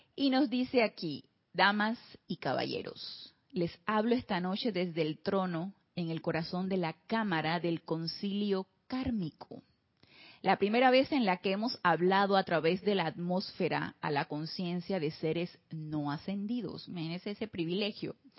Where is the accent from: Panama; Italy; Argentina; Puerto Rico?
Panama; de regreso aquí en Panamá también. en mi terruño, como le decimos nosotros acá, de regreso al terruño